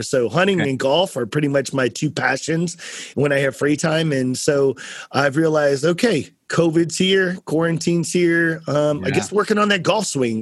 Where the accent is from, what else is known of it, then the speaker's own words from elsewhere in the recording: San Antonio, Texas, United States; I'm from San Antonio